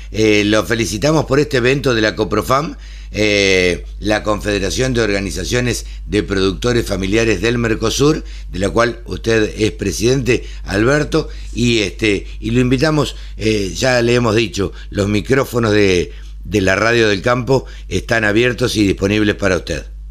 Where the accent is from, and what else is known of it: Argentina